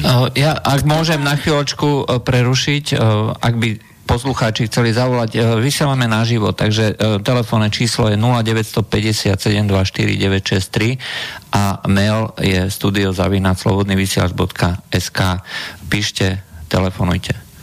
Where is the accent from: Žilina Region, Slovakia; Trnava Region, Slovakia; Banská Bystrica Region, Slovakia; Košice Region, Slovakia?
Žilina Region, Slovakia; Liptov; moved away; ja už som e, z Liptova uh, hodne dlho